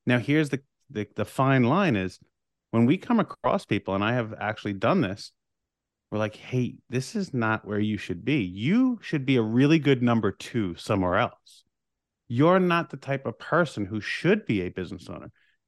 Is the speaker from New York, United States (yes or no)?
yes; New York, United States; and we're both from Long Island, New York.